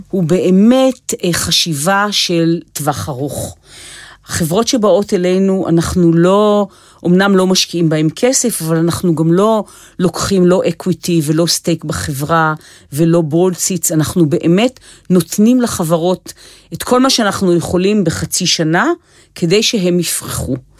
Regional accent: Israel

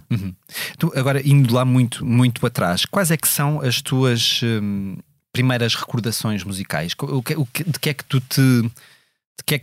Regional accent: Coimbra, Centro, Portugal; born or raised there; moved away as an adult; also born or lived in Mozambique

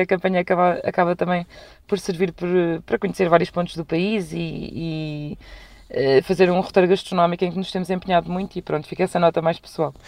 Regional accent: Lisbon, Portugal; também sou lisboeta

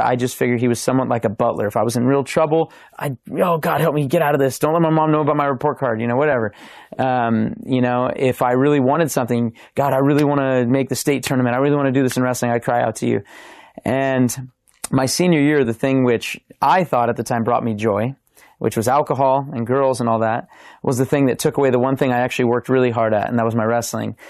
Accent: Simi Valley, California, United States; I grew up in Simi Valley, California

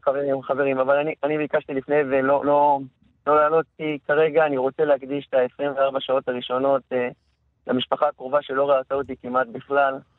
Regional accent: Beit She'an, Northern District, Israel; יליד בית שאן

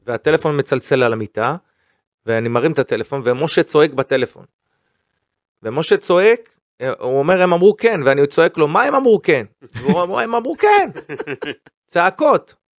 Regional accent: Israel; קודם כל אני ישראלי, קודם כל אני יהודי

